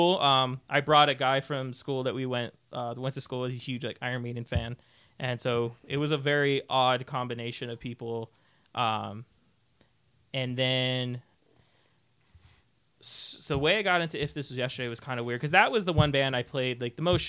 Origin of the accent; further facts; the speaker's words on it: Rancho Cucamonga, California, United States; I grew up in Rancho, and I still live in Rancho